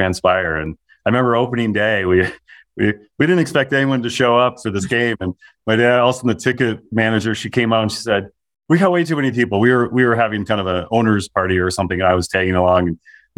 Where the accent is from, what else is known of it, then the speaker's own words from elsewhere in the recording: Minnesota, United States; I grew up in Minnesota